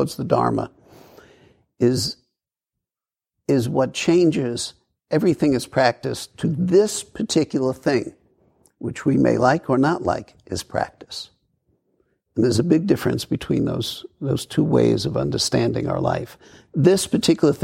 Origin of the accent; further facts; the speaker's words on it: New York City, New York, United States; I grew up in New York